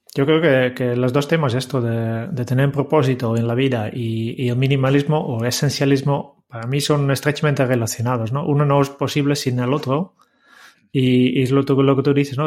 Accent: Netherlands; yo, como holandés

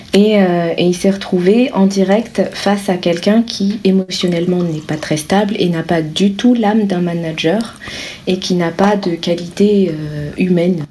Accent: France; je suis française

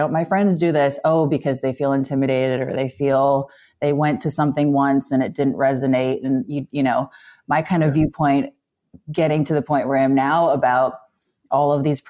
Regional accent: Midwest, United States; now in East Coast, United States; I grew up in the Midwest.

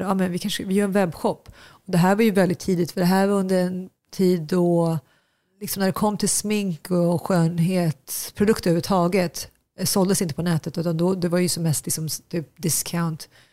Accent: Nacka, Stockholm County, Sweden; moved away as an adult; also born or lived in Asmara, Eritrea; now in New York, United States; uppväxt i Fisksätra ute i Nacka, en förort till Stockholm tillsammans med mina föräldrar och mina syskon

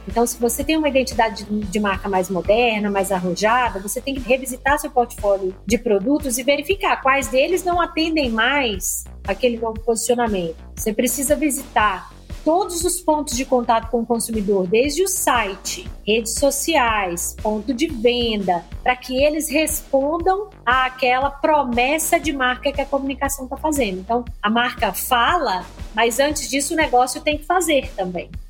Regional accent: Minas Gerais, Brazil; accent: mineiro; now in São Paulo, Brazil; sou mineira, meu sotaque entrega

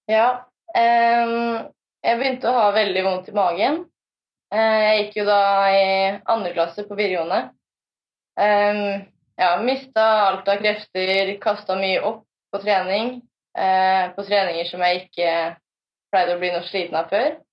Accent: Fredrikstad, Østfold, Norway; Jeg eh, er fra Fredrikstad

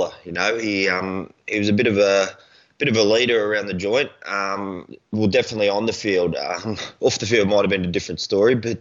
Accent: Gold Coast, Queensland, Australia; moved away as an adult; also born or lived in Brisbane / Ipswich; now in Melbourne, Australia; I was born in South Brizzy, mate, and then moved out to Ipswich for a few years, and then me and the old girl moved down to the coast when I was about 5 or 6. So, yeah, Goldie's home, mate

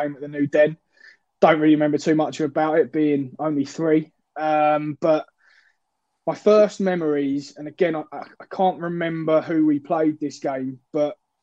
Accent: Epsom, South East England, United Kingdom; moved away as an adult; now in Manchester, United Kingdom; lived in Epsom all my life in Surrey

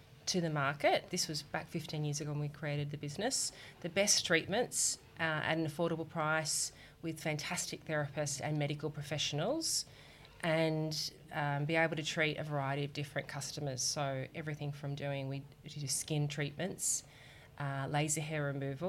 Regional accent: Australia; accent: Australian; you can tell from my accent, I'm from Australia.

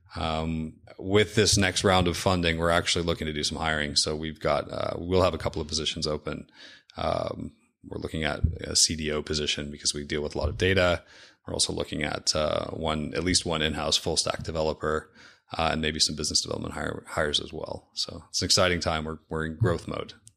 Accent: Seattle, Washington, United States; I'm from Seattle. Uh, grew up, um, in the Seattle area

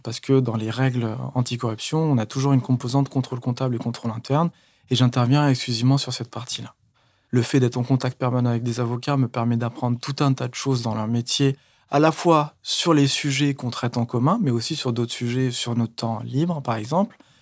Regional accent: Paris, Île-de-France, France; je viens de Paris

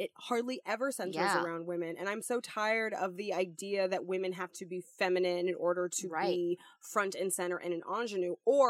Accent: United States; we as an American society

